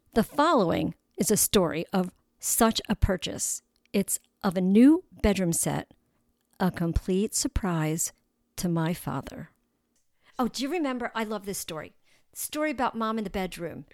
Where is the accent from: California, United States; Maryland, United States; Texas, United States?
Maryland, United States; Baltimore; We would travel on the twenty-eight transit bus to Howard Street, home to the big department stores in downtown Baltimore